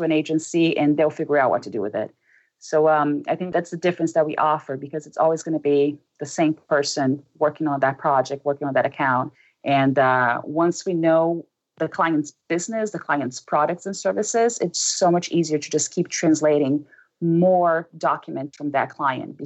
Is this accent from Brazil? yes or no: yes; Brazil; English is a second language; moved away; I'm from Brazil